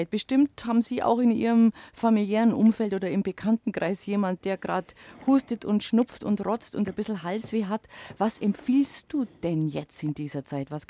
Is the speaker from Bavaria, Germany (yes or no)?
yes; Bavaria, Germany; da tue ich mich da als Allgäuerin natürlich leicht